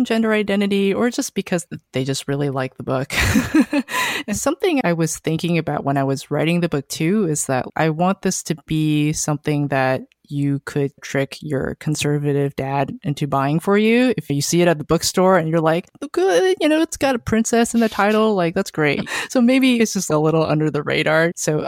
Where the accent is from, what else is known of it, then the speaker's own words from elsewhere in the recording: Bay Area, California, United States; I am from the Bay Area. I grew up there. My parents are from Taiwan. They immigrated here in the 80s. And yeah, I grew up in the Bay Area where there were a lot of other Asian Americans.